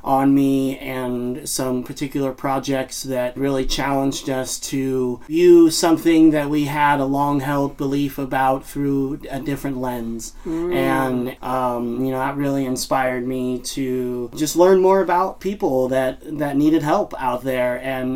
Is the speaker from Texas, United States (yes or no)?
no; East Bay area, California, United States; I grew up in the East Bay area and was in a big family.